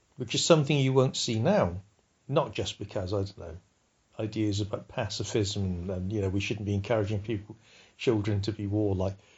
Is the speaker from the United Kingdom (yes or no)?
yes; United Kingdom